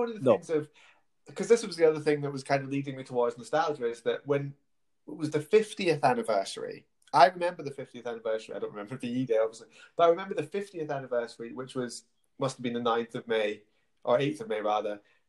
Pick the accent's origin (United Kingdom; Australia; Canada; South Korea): United Kingdom; Scotland; moved away as an adult; now in England; just before I moved from Scotland first time, which was obviously 2014